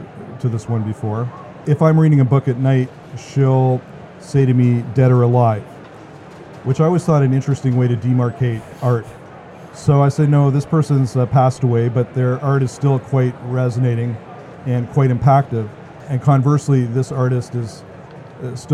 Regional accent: Canada; as a Canadian

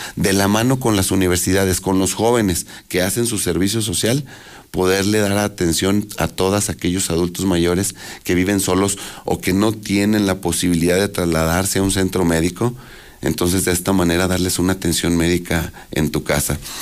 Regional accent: Aguascalientes, Mexico; yo nací en Aguascalientes, crecí en Aguascalientes

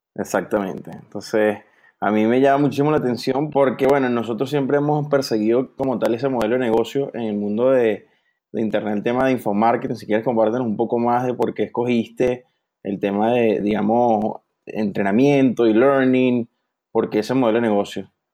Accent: Venezuela; somos los dos de Venezuela

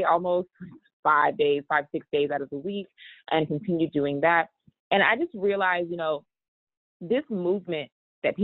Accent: Texas, United States; I come from Texas, and you know, a lot of my family members have diabetes

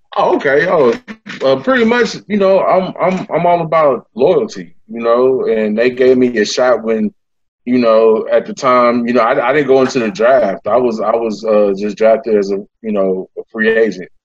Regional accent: East Palo Alto, California, United States; also born or lived in Memphis, Tennessee; now in Sacramento, United States; I was born in Memphis, um, but I grew up in in a small town called East Palo Alto, uh, California.

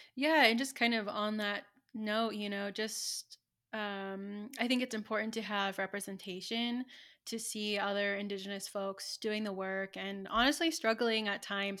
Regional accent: Santa Ynez, California, United States; born or raised there; moved away as an adult; now in Santa Fe, United States

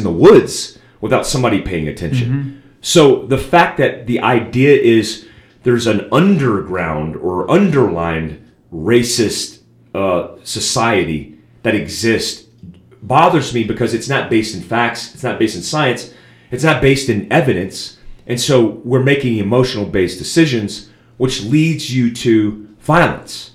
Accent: Daytona Beach, Florida, United States; I grew up in Bethune. I grew up across the street from Bethune-Cookman College, a black university.

